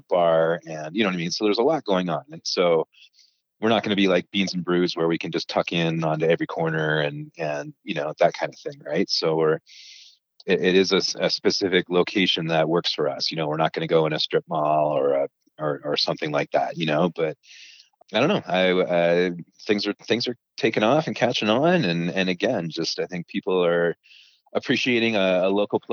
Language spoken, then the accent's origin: English; Toronto, Ontario, Canada; moved away as an adult; now in Utah, United States; I'm from Toronto in Canada.